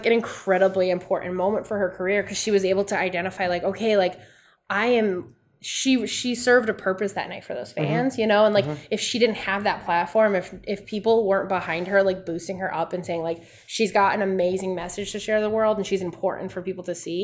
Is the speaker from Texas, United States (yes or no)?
no; Rhode Island, United States; I'm from Rhode Island